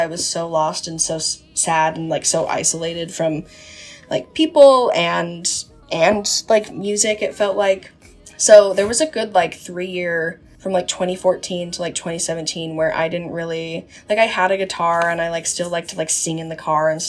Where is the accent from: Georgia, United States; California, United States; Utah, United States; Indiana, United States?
Utah, United States; I'm an artist from Utah. I was born and raised in Utah. I live just outside of Salt Lake right now.